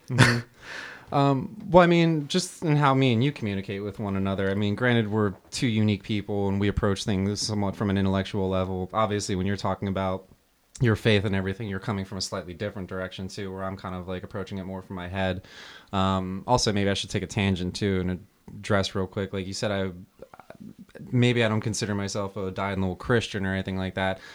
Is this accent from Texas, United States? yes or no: no; New Jersey, United States; moved away; I grew up in New Jersey, so I, we were probably maybe forty-five minute drive from Giants Stadium